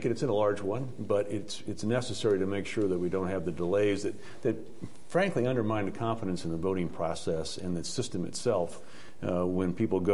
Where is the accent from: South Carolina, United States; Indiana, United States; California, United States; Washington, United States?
Indiana, United States; Perry Township; I grew up in Perry Township. My mother's still there.